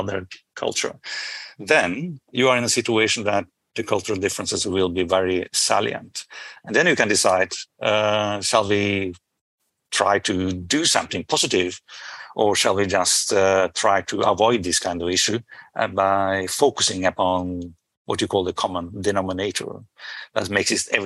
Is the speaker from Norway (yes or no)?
yes; Norway; I'm from Norway